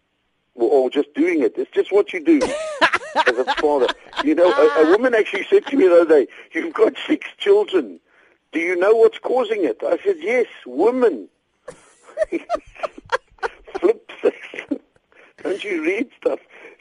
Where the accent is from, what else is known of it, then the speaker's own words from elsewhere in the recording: South Africa; hi, I'm from South Africa, so if you just pass your wallets forward, there won't be a problem.